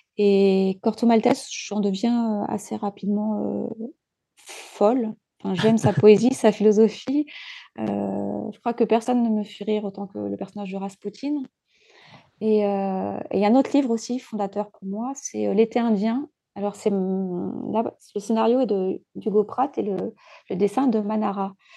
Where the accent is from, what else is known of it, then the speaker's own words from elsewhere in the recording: Djibouti; j'ai grandi à Djibouti, à la Corne de l'Afrique